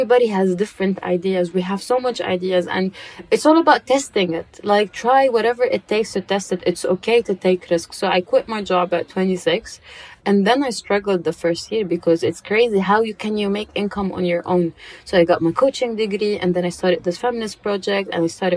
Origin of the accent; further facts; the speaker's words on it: Dubai, United Arab Emirates; I grew up in Dubai, so you know how life is in Dubai.